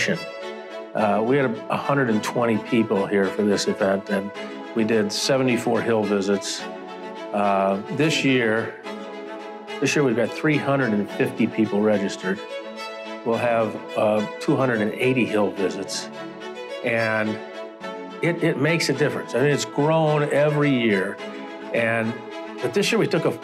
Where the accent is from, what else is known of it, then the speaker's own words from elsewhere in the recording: Southern Illinois, United States; moved away as an adult; now in Chicago, United States; I was born and raised in Southern Illinois